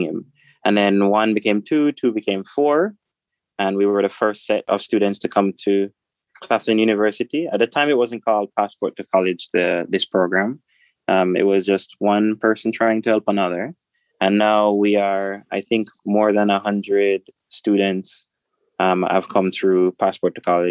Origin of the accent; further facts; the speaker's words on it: Boston, Portland Parish, Jamaica; moved away as an adult; now in South Carolina, United States; growing up in Boston, I'd say it was a wonderful experience because there's a sense of community